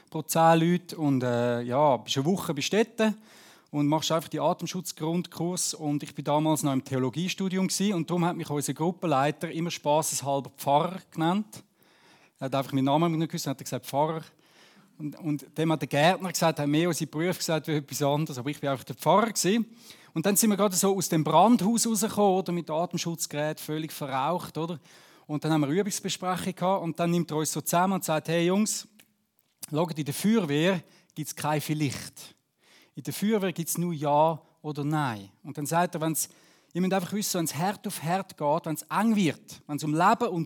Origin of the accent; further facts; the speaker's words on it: Zurich, Switzerland; now in Beatenberg, Switzerland; ich wohne in Beatenberg, aber wenn ihr gehört, ich komme ja nicht ursprünglich aus Beatenberg, wir kommen von Zürich-Unterland, aber wohne doch schon acht Jahre, das achte Jahr in Beatenberg.